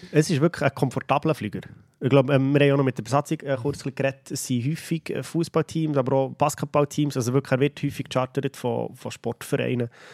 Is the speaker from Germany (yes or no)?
no; Switzerland; Bei uns in der Schweiz